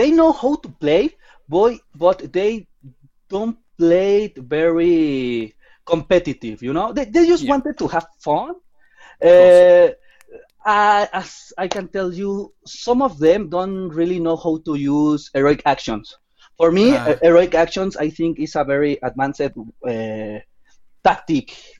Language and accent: English; Mexico City, Mexico; I'm from Mexico City, the main city in my country.